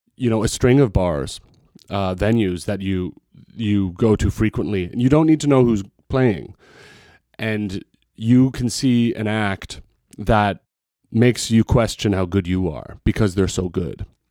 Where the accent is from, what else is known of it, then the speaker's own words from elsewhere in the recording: Canada; also born or lived in Montreal; now in Vancouver, Canada; as a Canadian musician